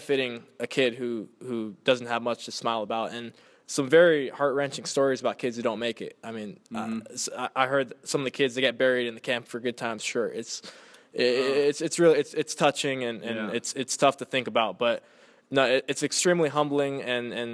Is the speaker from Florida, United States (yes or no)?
no; Inland Empire, California, United States; I was born and raised in the Inland Empire